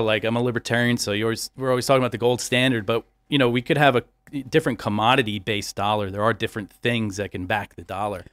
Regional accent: Long Island, New York, United States; I'm from Long Island

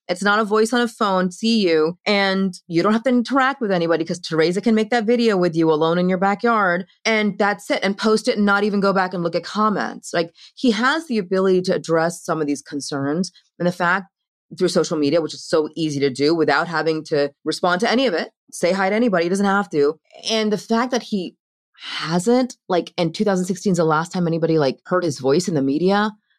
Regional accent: Ireland; I'm Irish. It's fine.

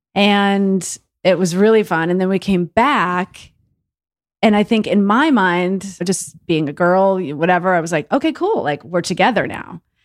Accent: Longmeadow, Massachusetts, United States; moved away; from a little tiny town in Massachusetts called Long Meadow, out in western

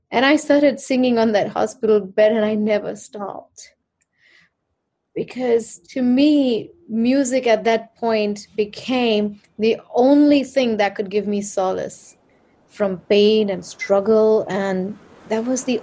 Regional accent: Mumbai, Maharashtra, India; So I grew up in Mumbai, and you know, I was riding a bike in the narrow lane in that city

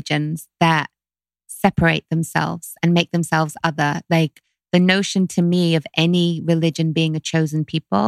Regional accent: London, United Kingdom; growing up in London

